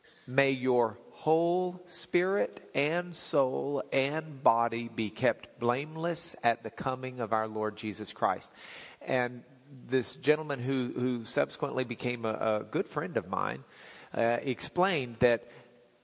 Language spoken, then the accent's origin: English; Lubbock, Texas, United States; When I was growing up in Lubbock, I was in high school.